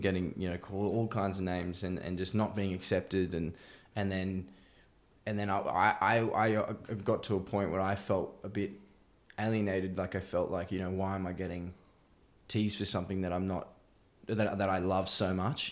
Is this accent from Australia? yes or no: yes; Bowral, Southern Highlands, New South Wales, Australia; now in Melbourne, Australia; I grew up in a place called Barrow, um, in Southern Highlands, which, which is just south of Sydney.